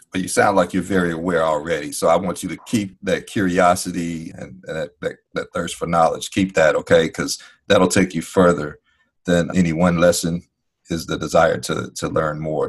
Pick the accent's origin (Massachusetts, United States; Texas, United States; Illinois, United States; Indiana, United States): Illinois, United States; Chicago; growing up in Chicago